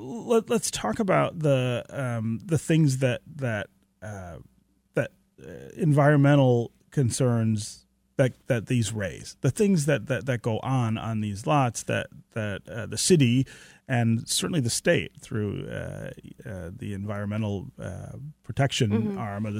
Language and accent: English; Detroit, Michigan, United States; near where I was born here in Detroit